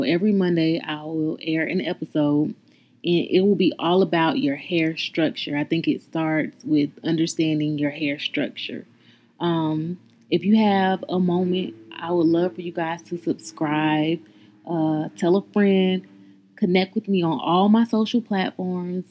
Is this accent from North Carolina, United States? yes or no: yes; North Carolina, United States; I'm from North Carolina